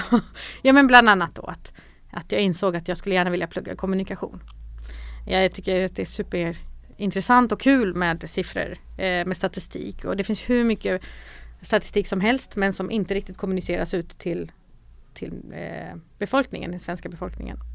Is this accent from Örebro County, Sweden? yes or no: no; Malmö, Skåne, Sweden; also born or lived in North Macedonia; jag är uppvuxen i Rosengård, har gått i Rosengårdsskolan